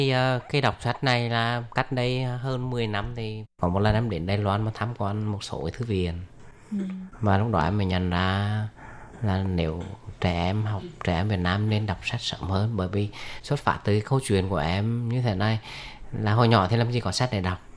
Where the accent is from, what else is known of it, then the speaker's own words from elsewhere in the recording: Huế, Thua Thien Hue, Vietnam; đến từ à, Huế của Việt Nam.